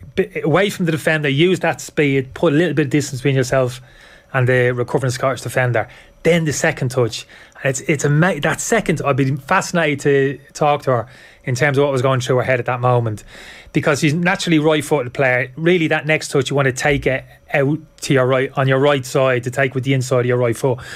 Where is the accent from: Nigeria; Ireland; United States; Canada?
Ireland; we're lucky being Irish